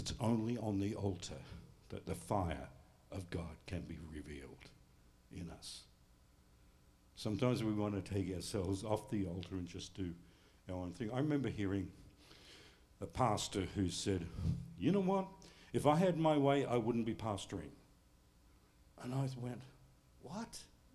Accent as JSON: {"language": "English", "country": "United States", "said": "I'm living as an Australian, even though I claim to be an American"}